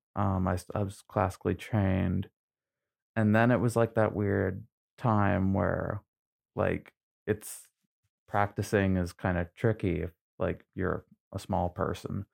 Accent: Trenton, Maine, United States; also born or lived in Newfoundland; I grew up in Maine, I, I went to high school here in Maine

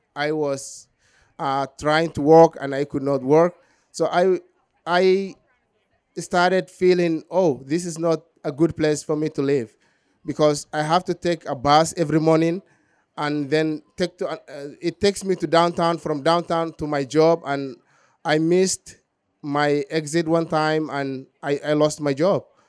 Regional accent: southern Somalia, Somalia; moved away; I was born in Somalia, southern Somalia

